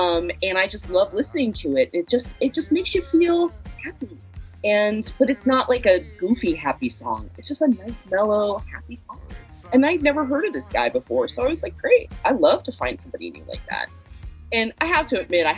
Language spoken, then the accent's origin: English; the South, United States; now in Chicago, United States; I'm from the South originally